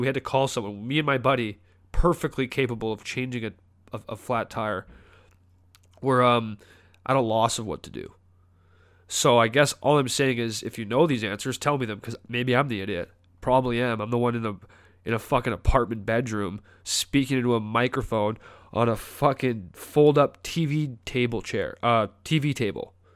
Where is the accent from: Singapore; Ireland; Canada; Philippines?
Canada; moved away as an adult; now in North Carolina, United States; I'm from Canada